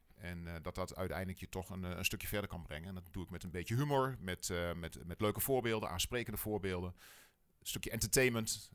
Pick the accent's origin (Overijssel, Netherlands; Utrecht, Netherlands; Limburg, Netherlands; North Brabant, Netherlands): Overijssel, Netherlands; Wierden; Ik kom uit Wierden, wij wonen in Wierden. Ehm, dus wel een echte tukker